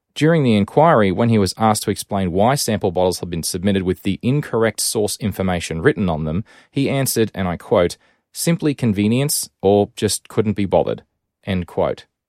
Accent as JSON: {"language": "English", "town": "Rockhampton", "region": "Queensland", "country": "Australia", "tie": "born or raised there", "said": "my hometown of Rockhampton in Queensland"}